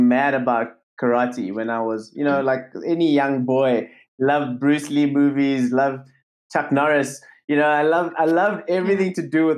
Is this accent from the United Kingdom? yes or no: no; South Africa; I grew up in South Africa.